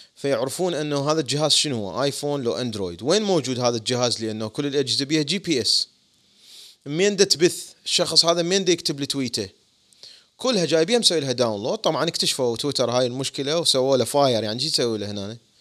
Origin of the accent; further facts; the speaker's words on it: Iraq; now in United States; وأنا عراقي